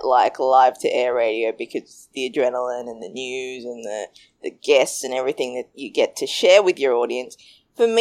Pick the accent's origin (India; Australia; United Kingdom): Australia; also born or lived in Sri Lanka; I'm Sri Lankan and I grew up in Australia. My family actually migrated to Australia when I was two.